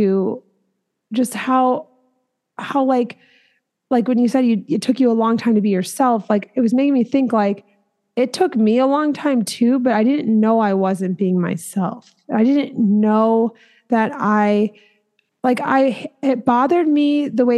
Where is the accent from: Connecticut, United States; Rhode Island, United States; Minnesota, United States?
Minnesota, United States; that's where I'm from.